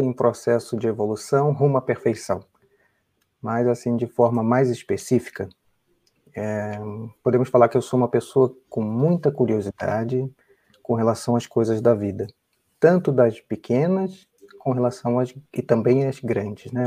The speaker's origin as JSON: {"language": "Portuguese", "region": "Rio de Janeiro", "country": "Brazil", "tie": "born or raised there", "also_born_or_lived": "São Paulo, Brazil", "moved": "as an adult", "lives_now": "United States", "said": "nasci no Rio, sou carioca"}